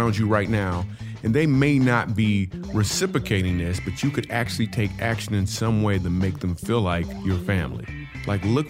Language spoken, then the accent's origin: English; Michigan, United States; I grew up in Michigan